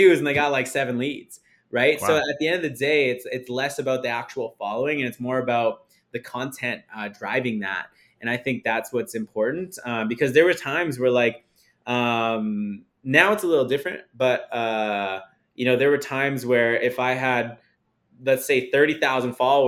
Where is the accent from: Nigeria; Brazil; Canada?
Canada; Saskatchewan; now in Calgary, Canada; I come from Saskatchewan, Canada.